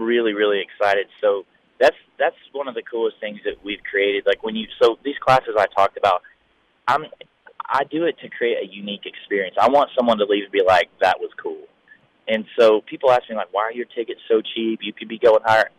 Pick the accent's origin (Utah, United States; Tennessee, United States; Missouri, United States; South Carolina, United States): Tennessee, United States; Tennessee and Alabama, United States; moved away; I grew up in Tennessee and Alabama, Southern Baptist